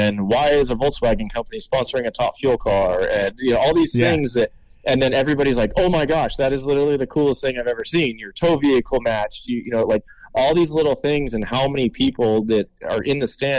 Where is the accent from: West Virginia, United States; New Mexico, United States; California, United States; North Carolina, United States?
California, United States; Southern; I'm from SoCal